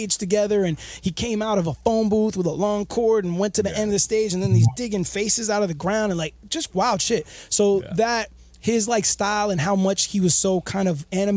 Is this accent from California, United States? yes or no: no; Miami, Florida, United States; also born or lived in New York; I grew up in Miami and bounced back and forth between New York for a while.